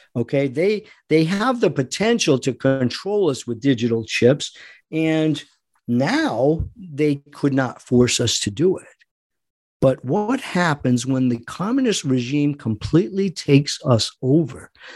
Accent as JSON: {"language": "English", "country": "United States", "said": "we, as American people who love our God and love our country"}